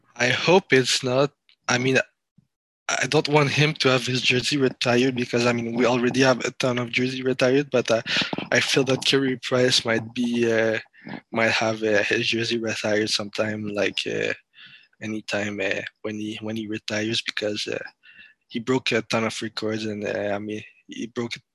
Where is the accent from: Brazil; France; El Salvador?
France; I'm from France, and uh, my family is from France and Cameroon in Africa.